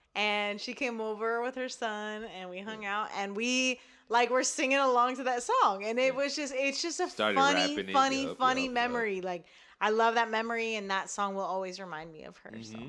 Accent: India; I'm Indian.

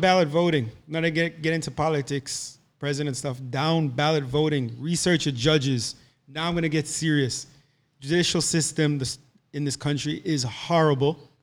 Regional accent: Jamaica; moved away; also born or lived in Boca Raton, Florida; So our, our school experiences there were, were different, right? So we're coming from Jamaica

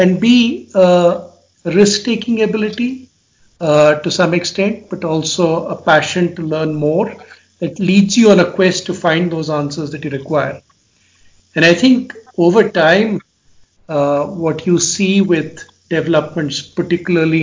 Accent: India; moved away as an adult; also born or lived in England; my home country of India in the 5 years that I'd been away doing my master's and doctorate in England

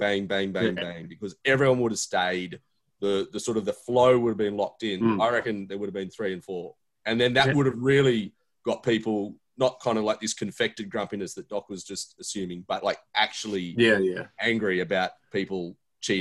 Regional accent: Canberra, Australian Capital Territory, Australia; I grew up going to all the games. I'm from Canberra as well.

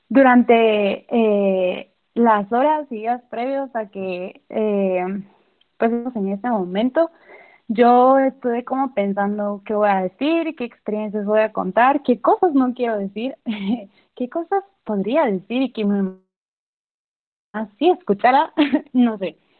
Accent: Chichicastenango, Quiché, Guatemala; Yo soy de Quiché, soy de Chichicastenango.

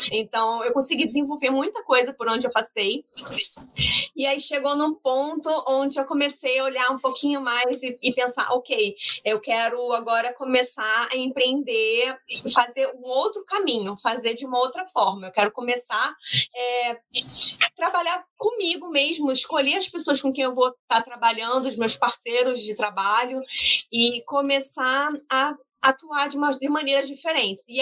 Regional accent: Rio de Janeiro, Brazil; Então, assim, é, eu sou do Rio de Janeiro, eu sou aluna do curso de gestão de startups

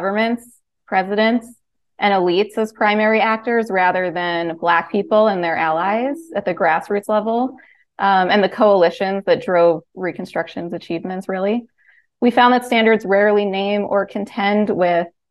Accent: Pennsylvania, United States; my home state, Pennsylvania

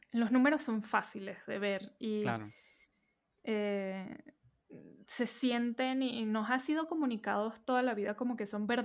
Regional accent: Venezuela; moved away as an adult; now in Mexico City, Mexico; eh, yo soy venezolana, llevo 10 años viviendo en la Ciudad de México, ya este año cumplo 11. Eh, entonces por eso notarán mi acento acá medio intermedio con eh, lingo

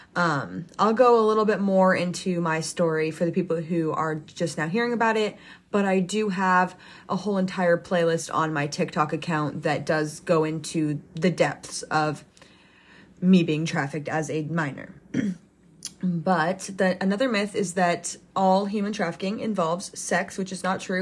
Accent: United States; I was raised, born and raised in the United States my entire life.

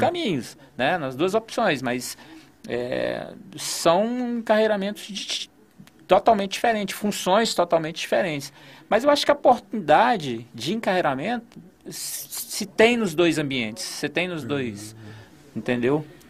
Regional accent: Gama, Federal District, Brazil; Eu, eu nasci no Gama, morei no Gama

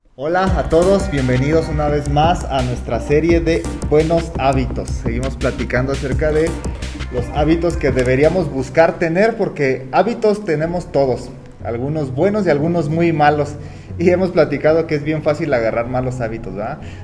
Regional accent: Mexico; como todo mexicano

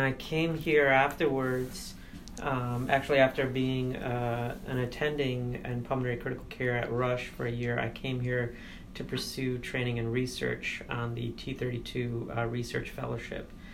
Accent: United States; also born or lived in India (ancestry); I'm an Indian American first generation growing up in two different worlds

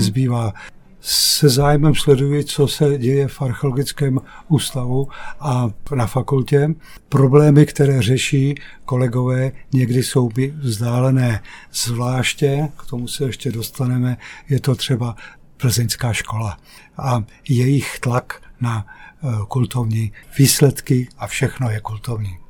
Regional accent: Jaroměř, Hradec Králové Region, Czechia; Já jsem východočech z Jaroměře

